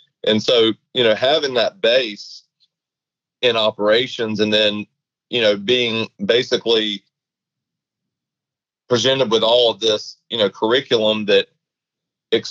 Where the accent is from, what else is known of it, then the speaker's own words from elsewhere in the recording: Valdosta, Georgia, United States; born and raised in Valdosta, Georgia